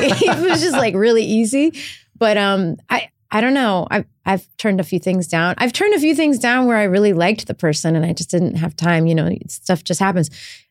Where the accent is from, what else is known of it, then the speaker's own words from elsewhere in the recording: Texas, United States; I grew up in Texas.